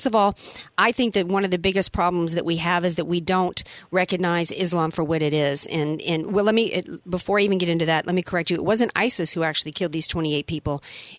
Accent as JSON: {"language": "English", "region": "the South", "country": "United States", "tie": "born or raised there", "moved": "yes", "lives_now": "California, United States", "said": "I grew up in the South, and as a Christian down there"}